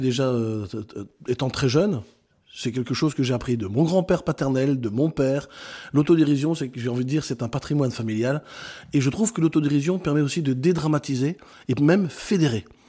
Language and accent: French; Brussels, Brussels-Capital Region, Belgium; moved away as an adult; also born or lived in Netherlands; now in France; je suis belge de naissance, je suis né à Bruxelles, j'ai euh, grandi euh, là-bas, à 18 ans je quitte la Belgique